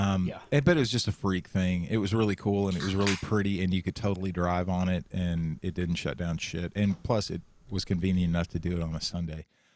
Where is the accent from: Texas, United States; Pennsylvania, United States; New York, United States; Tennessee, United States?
Texas, United States; Central; When I was growing up in Central Texas